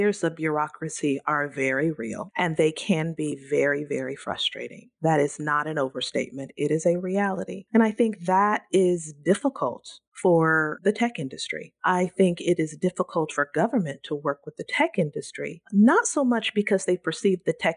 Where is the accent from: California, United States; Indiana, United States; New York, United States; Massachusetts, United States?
California, United States; Central Valley; I'm born and raised in the Central Valley, and that's very near and dear to my heart.